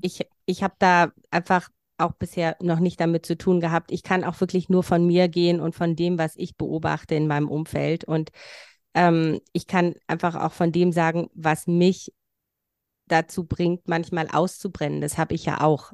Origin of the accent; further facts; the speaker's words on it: Transylvania, Romania; now in Germany; Ich komme von woanders. Also ich komme aus Rumänien, da von so einem kleinen Volksstamm.